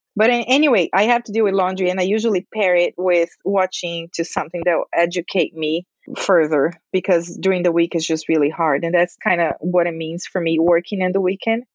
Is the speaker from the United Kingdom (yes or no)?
no; Brazil; moved away; I am an expat. I'm from Brazil.